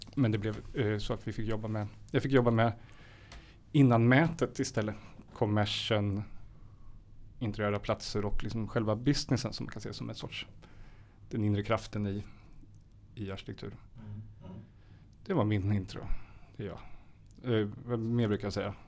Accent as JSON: {"language": "Swedish", "town": "Karlskoga", "region": "Örebro County", "country": "Sweden", "tie": "born or raised there", "said": "jag är född i Karlskoga i Värmland. En väldigt speciell stad, vapenindustri."}